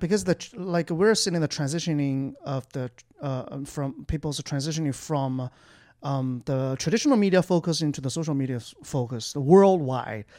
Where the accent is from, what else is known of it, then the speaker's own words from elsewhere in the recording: Jinan, Shandong, China; English is a second language; now in Beijing, China; I'm spending half of my lifetime in Beijing. I'm, uh, actually originally from Jinan, Shandong Province, a capital city of Shandong Province